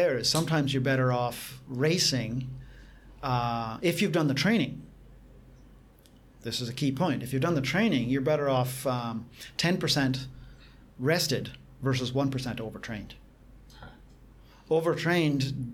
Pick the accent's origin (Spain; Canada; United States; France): Canada; moved away; also born or lived in Asia; I'm being Caucasian Canadian from a cold country